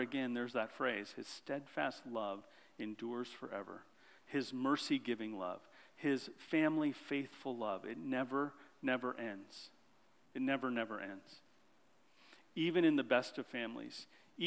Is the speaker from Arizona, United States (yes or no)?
yes; Phoenix, Arizona, United States; I grew up in Phoenix, Arizona.